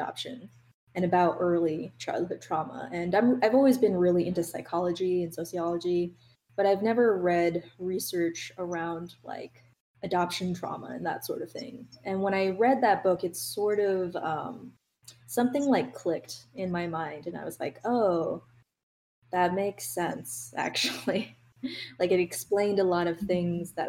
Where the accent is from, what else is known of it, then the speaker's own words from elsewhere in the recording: New York, United States; also born or lived in Nanjing, Jiangsu, China; I grew up in New York